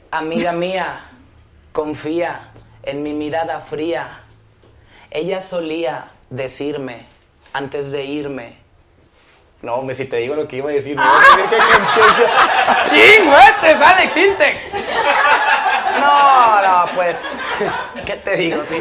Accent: Mexico; disculpen mi ignorancia, sé que soy mexicano

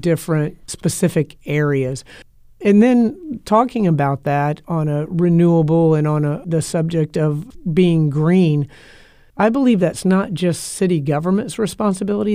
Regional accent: Tampa, Florida, United States; I was born and raised here in Tampa

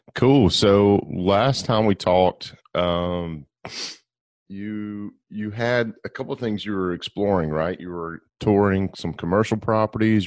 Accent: Gulf Coast, United States; I grew up on the Gulf Coast where we have these mm-hmm. white sugary sand beaches.

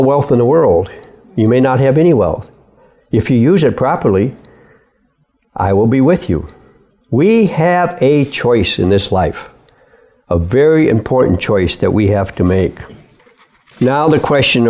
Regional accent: Midwest, United States; I was born and raised in the Midwest

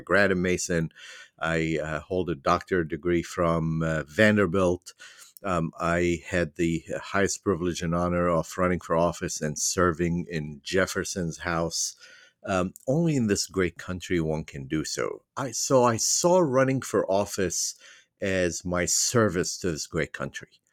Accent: Beirut, Beirut Governorate, Lebanon; moved away as an adult; also born or lived in Virginia, United States; now in United States; I was born and raised in Beirut, Lebanon. I m, immigrated at the age of nineteen

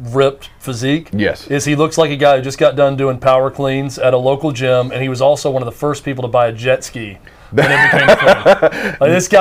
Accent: Gladeville, Tennessee, United States; When I was in fifth grade, Glayville, a little small community in Wilson County, I'm from Glayville, went to Glayville Elementary

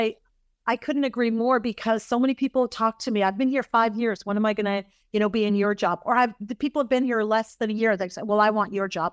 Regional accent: Massachusetts, United States; I grew up in Massachusetts. That's my home state.

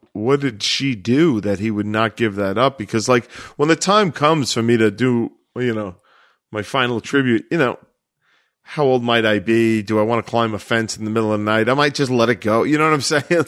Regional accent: New York City, New York, United States; also born or lived in Brooklyn; I consider myself from Staten Island, but I, but there's no doubt that my obituary would not say Staten Island native. It would say l-, lifelong Staten Islander.

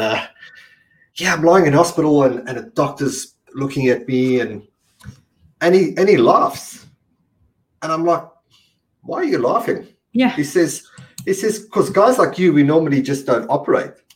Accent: South Africa; I'm from South, South Africa

